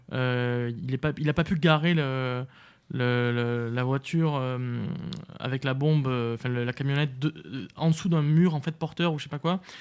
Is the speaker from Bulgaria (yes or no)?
no; France; moved away; also born or lived in Sweden / Belgium; J'avais dit euh, France.